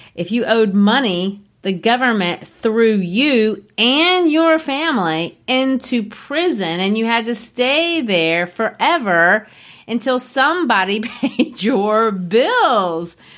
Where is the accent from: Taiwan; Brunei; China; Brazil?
Brazil; moved away; growing up in Brazil